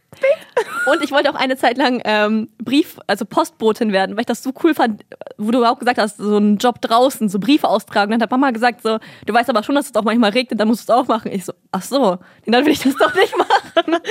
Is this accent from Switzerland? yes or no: no; Kazakhstan; moved away; Ich bin in Kasachstan groß geworden